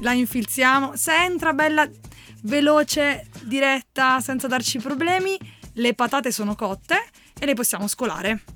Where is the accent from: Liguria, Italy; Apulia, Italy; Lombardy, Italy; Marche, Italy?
Apulia, Italy; io e Valerio sappiatelo siamo pugliesi